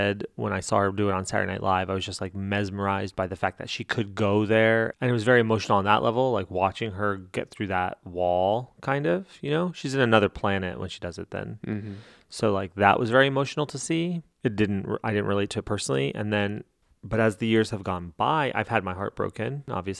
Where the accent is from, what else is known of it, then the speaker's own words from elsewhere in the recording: New Mexico, United States; I'm from New Mexico